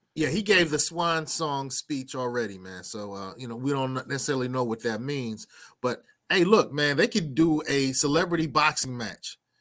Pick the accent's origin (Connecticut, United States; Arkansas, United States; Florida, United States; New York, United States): New York, United States; New York City; I'm from Brooklyn